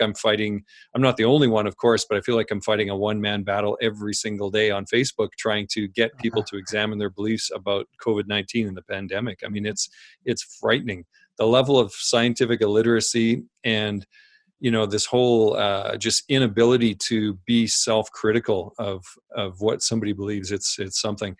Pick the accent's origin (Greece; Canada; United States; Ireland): Canada; Saskatchewan; I grew up in Saskatchewan on a farm in a small town